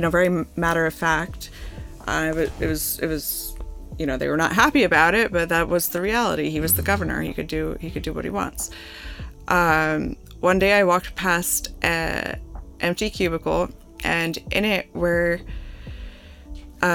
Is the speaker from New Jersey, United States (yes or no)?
yes; Holmdel, New Jersey, United States; I grew up in Holmdel in Monmouth County